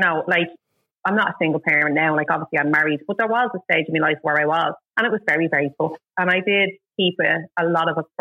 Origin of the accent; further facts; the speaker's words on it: Dublin, County Dublin, Ireland; now in Balbriggan, Ireland; I am originally from Finglas, but now live in Balgoa